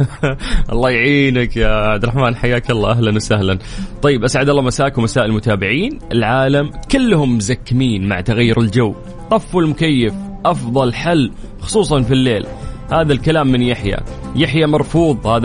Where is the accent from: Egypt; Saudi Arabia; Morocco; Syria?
Saudi Arabia; وهذا أصبح شيء لازم بالنسبة لنا كسعوديين وكمنتخب سعودي